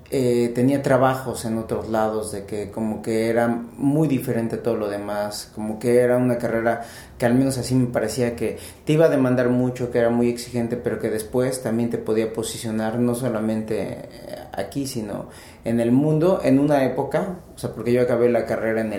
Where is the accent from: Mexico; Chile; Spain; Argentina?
Mexico; Pachuca, Hidalgo; also born or lived in Ensenada, Baja California / Mexico City; el DF, pero desde hace como 20 años estoy en Pachuca y siempre cuando me preguntan de dónde soy, yo digo que soy de Pachuca.